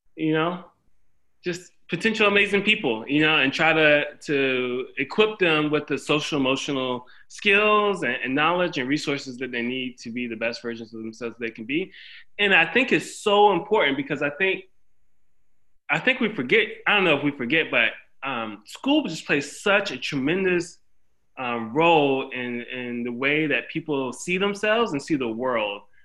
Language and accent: English; Windsor, North Carolina, United States; I grew up in a small town called Windsor, North Carolina, in Bertie County.